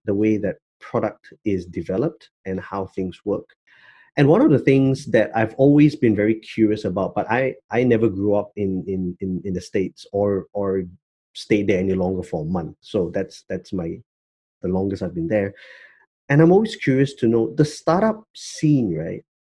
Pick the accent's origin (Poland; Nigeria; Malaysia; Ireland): Malaysia; I'm Malaysian